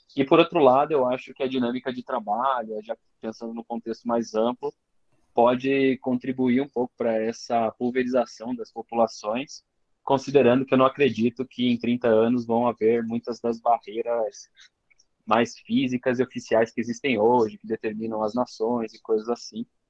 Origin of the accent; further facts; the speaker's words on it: Joinville, Santa Catarina, Brazil; eu sou de Joinville